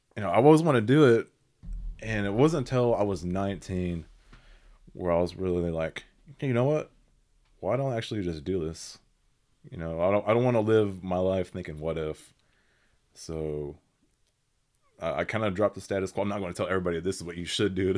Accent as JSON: {"language": "English", "area": "Seminole County", "region": "Oklahoma", "country": "United States", "tie": "born or raised there", "said": "I'm from Seminole County here in Oklahoma. Uh, been here all my twenty-three years"}